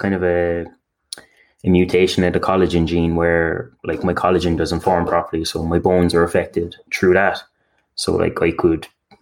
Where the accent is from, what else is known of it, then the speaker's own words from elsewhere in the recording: Cork, Munster, Ireland; I'm from Cork, Ireland.